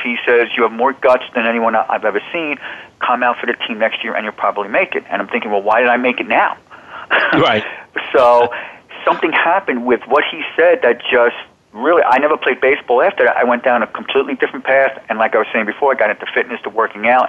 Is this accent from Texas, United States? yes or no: no; Old Bridge, New Jersey, United States; moved away as an adult; also born or lived in New York; now in Arizona, United States; I was born in New York. I grew up in New Jersey. I grew up in the Old Bridge, New Jersey, Sayreville section, which is in central New Jersey.